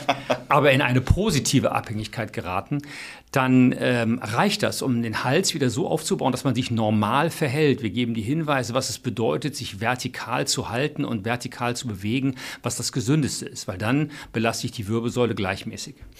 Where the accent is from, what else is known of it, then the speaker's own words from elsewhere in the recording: Cologne, North Rhine-Westphalia, Germany; Ich als Kölner